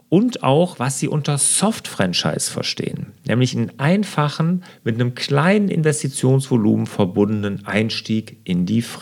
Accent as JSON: {"language": "German", "region": "Rhineland", "country": "Germany", "said": "Was ich natürlich als Rheinländer fragen muss, was macht der Herr Kamps denn heute?"}